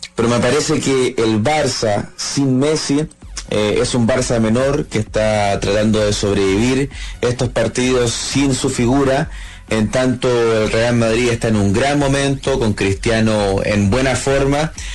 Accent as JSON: {"language": "Spanish", "country": "Chile"}